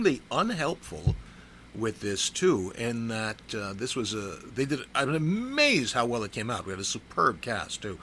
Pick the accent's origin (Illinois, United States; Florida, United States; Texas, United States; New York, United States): New York, United States; New York City; now in New York City, United States; I grew up in Far Rockaway, and so I'm used to sudden loud noises constantly happening